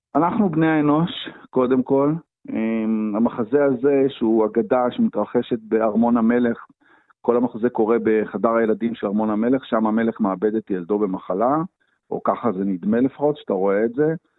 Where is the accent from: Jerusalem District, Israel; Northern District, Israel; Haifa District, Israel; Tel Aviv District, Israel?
Haifa District, Israel; Haifa; born or raised there